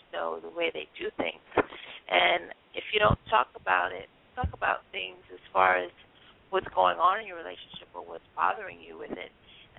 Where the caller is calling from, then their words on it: Miami, Florida, United States; I'm calling from Miami.